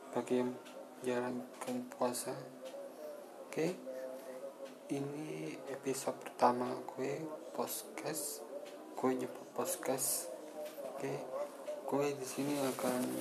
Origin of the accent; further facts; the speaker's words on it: Malang, East Java, Indonesia; Nah, berhubung saya dari Kota Malang, saya akan akan mereview atau mengulas yang ada di kota Malang dan sekitarnya.